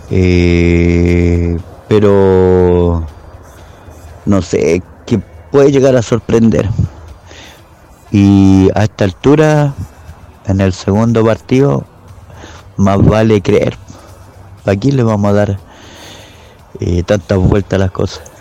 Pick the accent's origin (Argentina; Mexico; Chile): Chile; de Chile y hincha de Racing desde siempre. Y bueno, nosotros acá en Chile lo vivimos